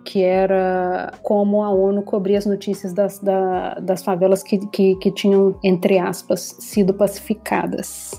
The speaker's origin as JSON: {"language": "Portuguese", "town": "Contagem", "region": "Minas Gerais", "country": "Brazil", "tie": "born or raised there", "also_born_or_lived": "Belo Horizonte", "moved": "as an adult", "lives_now": "Rio de Janeiro, Brazil", "said": "eu nasci em Contagem, na região metropolitana de Belo Horizonte. Uhum. Passei ali minha infância, minha juventude e agora já tem pouco mais de 10 anos no Rio de Janeiro"}